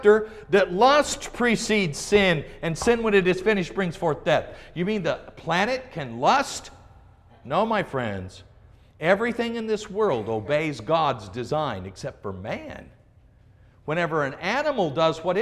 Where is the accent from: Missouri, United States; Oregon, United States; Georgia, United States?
Oregon, United States; I grew up in Oregon